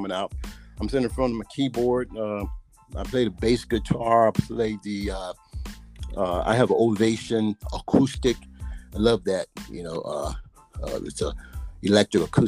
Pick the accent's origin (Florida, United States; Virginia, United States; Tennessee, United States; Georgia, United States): Tennessee, United States; Memphis; accent: Southern; moved away; also born or lived in Chicago, Illinois / Wisconsin; I grew up in Memphis. Then I moved to Chicago. Then I, you know, moved to Wisconsin.